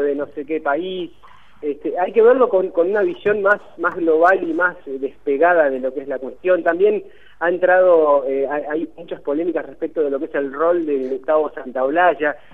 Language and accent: Spanish; Argentina; nosotros como, como argentinos